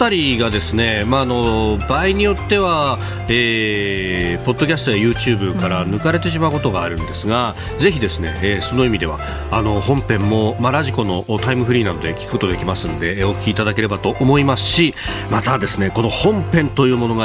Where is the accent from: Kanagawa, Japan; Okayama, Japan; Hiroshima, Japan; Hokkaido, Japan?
Kanagawa, Japan; Yokosuka; 神奈川横須賀の出身でして。